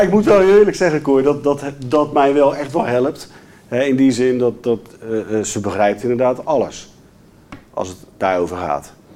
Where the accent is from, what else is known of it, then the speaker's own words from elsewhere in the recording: Rotterdam, South Holland, Netherlands; Ik ben een Rotterdammer